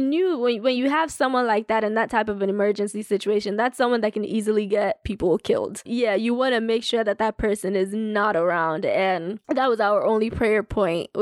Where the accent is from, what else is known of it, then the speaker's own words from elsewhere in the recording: Nigeria; moved away; as a Nigerian